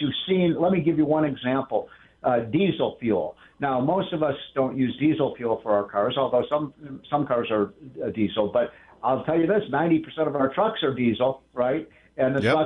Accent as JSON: {"language": "English", "town": "Chicago", "region": "Illinois", "country": "United States", "moved": "yes", "lives_now": "Washington, United States", "said": "I'm from Chicago"}